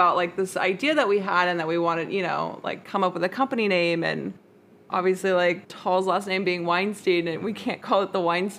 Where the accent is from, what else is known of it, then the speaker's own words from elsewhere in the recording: Des Moines, Iowa, United States; moved away as an adult; now in Los Angeles, United States; Well, I'm from Des Moines, Iowa, originally.